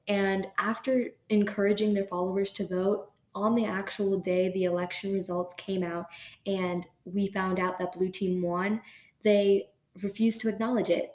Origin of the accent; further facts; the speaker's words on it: United States; being born in America like I legally I am an American